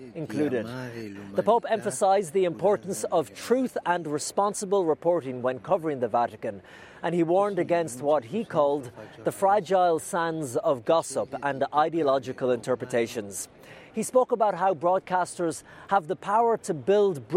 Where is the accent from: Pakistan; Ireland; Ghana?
Ireland; I was from Ireland.